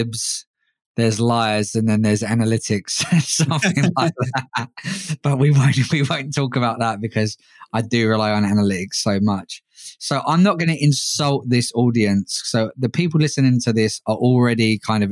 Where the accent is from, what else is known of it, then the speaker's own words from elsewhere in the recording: London, United Kingdom; London, my hometown